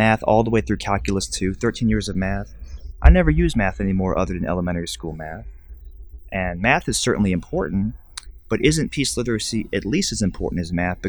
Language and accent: English; Alabama, United States; When I was growing up, I grew up in the United States in Alabama